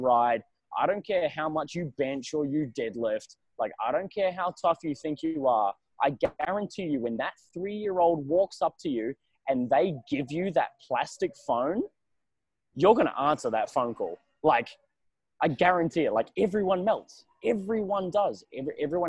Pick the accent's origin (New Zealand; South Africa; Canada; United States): New Zealand; now in Australia; I'm a New Zealander